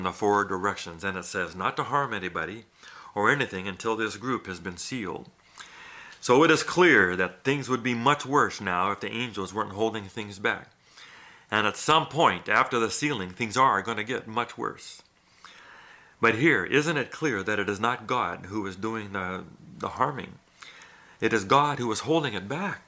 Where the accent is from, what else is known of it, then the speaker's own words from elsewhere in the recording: Thailand; moved away; I grew up in Thailand